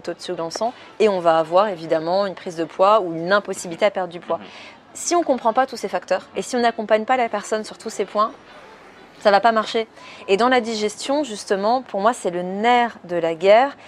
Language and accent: French; France; moved away as an adult; now in Switzerland; je suis française à la base. Mais du coup, je me suis installée en Suisse